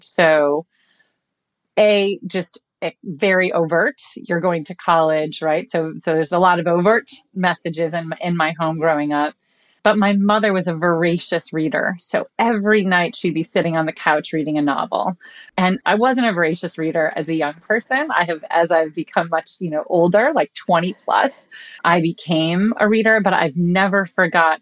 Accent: Buffalo, New York, United States; I grew up in Buffalo, New York, on a small cul de sac

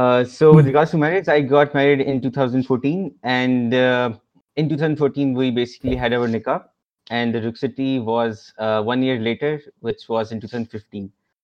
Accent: Lahore, Punjab, Pakistan; now in Islamabad, Pakistan; and I'm basically from Lahore, but I'm living in Islamabad right now. So ever since I was born, my parents have moved from city to city, so I've lived in a lot of cities in Pakistan

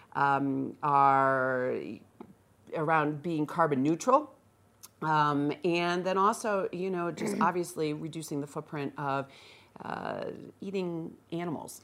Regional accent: Northeast, United States; now in Vail, United States; I am a transplant from the Northeast

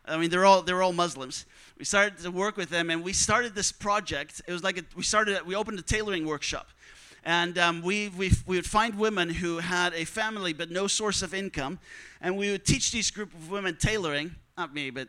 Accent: Netherlands; I'm from the Netherlands

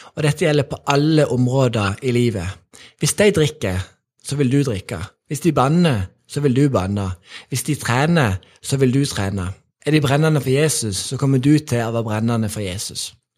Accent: Sokndal, Rogaland, Norway; jeg vokste opp i Sokndal

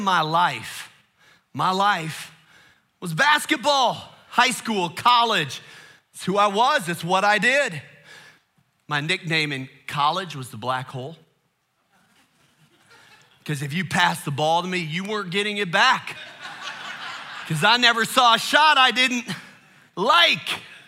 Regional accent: Chicago, Illinois, United States; I grew up in the Chicago area.

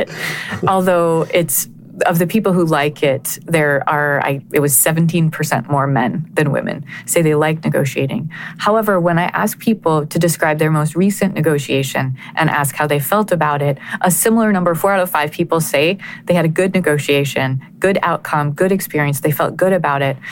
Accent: Connecticut, United States; my hometown in Connecticut

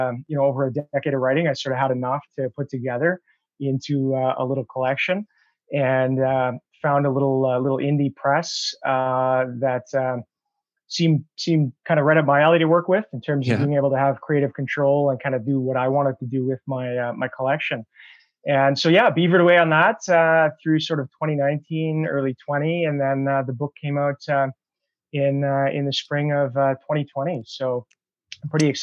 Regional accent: North Battleford, Saskatchewan, Canada; moved away as an adult; also born or lived in Ottawa / Calgary; I grew up in North Battleford

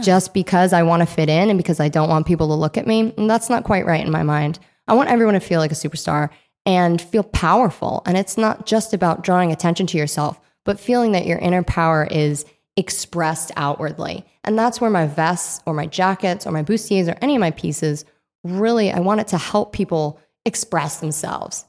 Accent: Rhode Island, United States; moved away; I grew up in Rhode Island.

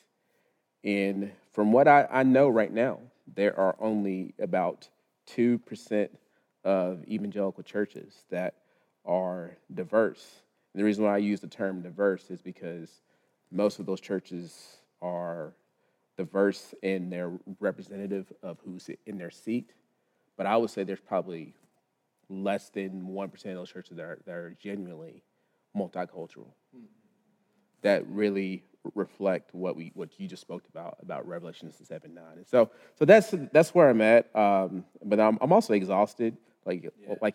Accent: Lubbock, Texas, United States; moved away; born and raised in Lubbock, Texas

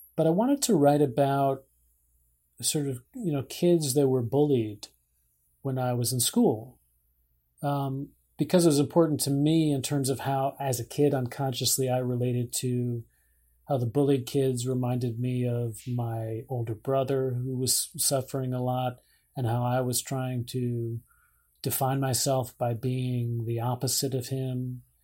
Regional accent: Scarsdale, New York, United States; moved away; my hometown

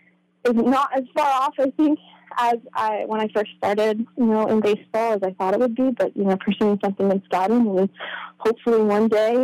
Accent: Newburgh, United States; I rode for the Newburgh High School equestrian team.

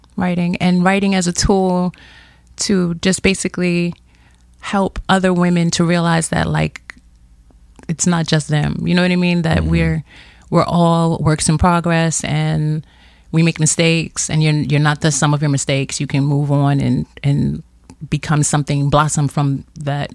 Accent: New York City, New York, United States; born and raised in Brooklyn

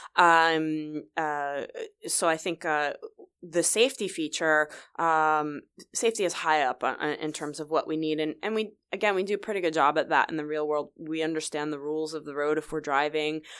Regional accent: New Jersey, United States; moved away as an adult; now in Vancouver, Canada; I'm originally from New Jersey, so I'm kind of a New York, New Jersey girl.

